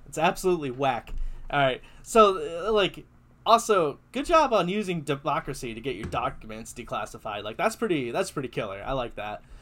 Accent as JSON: {"language": "English", "country": "United States", "said": "I'm too American"}